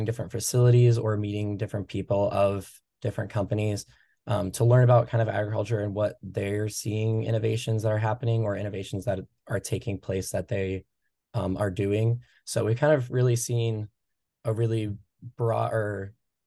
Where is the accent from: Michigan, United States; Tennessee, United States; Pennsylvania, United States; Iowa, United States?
Iowa, United States; Durant; I'm originally from Eastern Iowa, Durant, Iowa. Grew up on my family's row crop farm